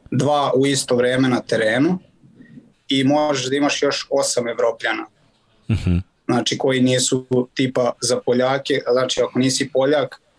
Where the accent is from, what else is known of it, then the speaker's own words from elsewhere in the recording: Inđija, Vojvodina, Serbia; moved away as an adult; also born or lived in Germany; now in Poland; dolazim iz Indije